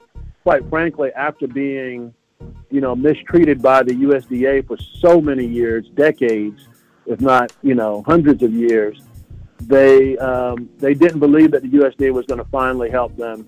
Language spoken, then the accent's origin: English; Florida, United States; growing up in Florida